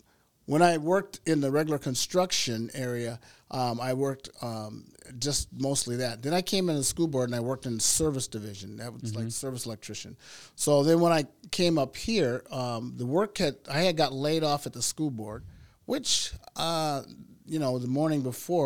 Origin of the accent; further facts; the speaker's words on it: Minneapolis, Minnesota, United States; Well, I'm originally from Minnesota. I grew up in South Minneapolis.